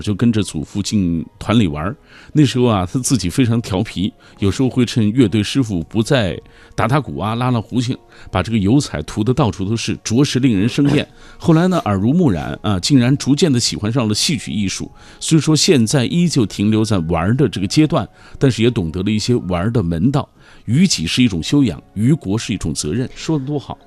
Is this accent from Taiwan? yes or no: no; Xinjiang, China; 新疆人说，北京话尤其是二话不太利落